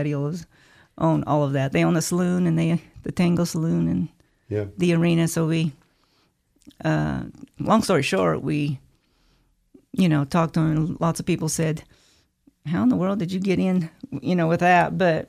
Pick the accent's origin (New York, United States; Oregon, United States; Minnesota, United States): Oregon, United States; Jordan Valley; Well, actually, I was raised here in Jordan Valley. We had a ranch outside of Jordan. And most of the ranch and the house was in Idaho.